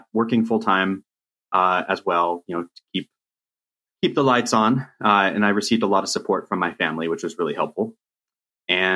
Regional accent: Riverside, California, United States; you and I grew up in Riverside, California

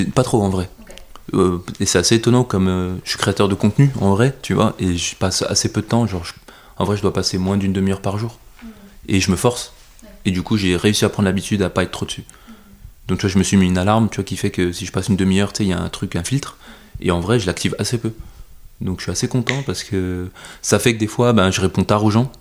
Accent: France; je suis je suis français

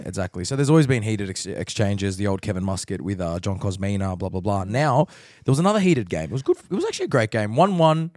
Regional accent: Sydney, New South Wales, Australia; I'm from Sydney

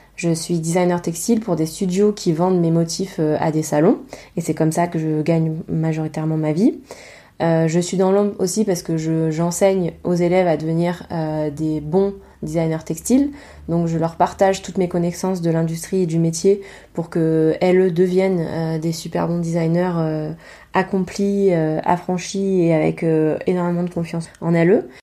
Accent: Provence-Alpes-Côte d'Azur, France; accent: Provence; j'ai un accent Provence

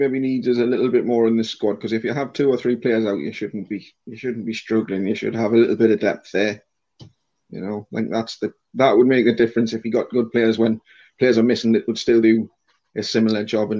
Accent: Accrington, North West England, United Kingdom; I was brought up kind of in Accrington, which is a little village away away from the ground.

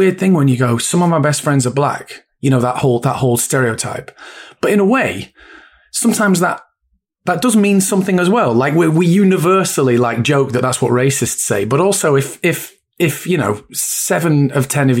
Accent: Bury, North West England, United Kingdom; also born or lived in Bolton; I grew up in Bury, went to school in Bolton

